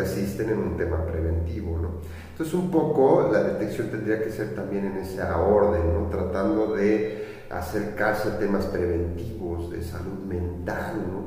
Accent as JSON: {"language": "Spanish", "country": "Mexico", "said": "como mexicanos"}